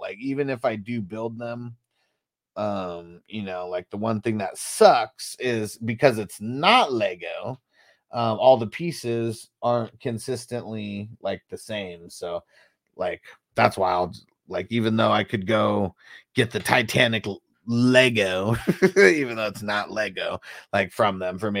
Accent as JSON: {"language": "English", "region": "Ohio", "country": "United States", "tie": "born or raised there", "said": "Strange says a Honda plant about 45 minutes from where I grew up in Ohio."}